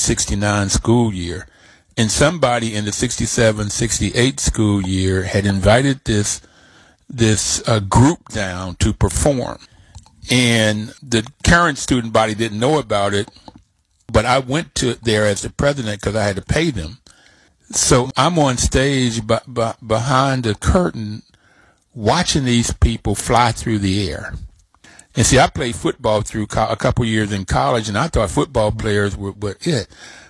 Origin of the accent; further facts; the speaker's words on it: Bluefield, West Virginia, United States; I grew up in Bluefield, West Virginia, and Bluefield's coal mining country.